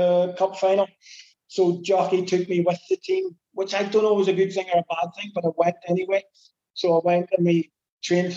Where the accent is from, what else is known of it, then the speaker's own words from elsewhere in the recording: Belfast, Northern Ireland, United Kingdom; moved away; coming from Belfast, and I'm from the Blue Side on the Shankill Road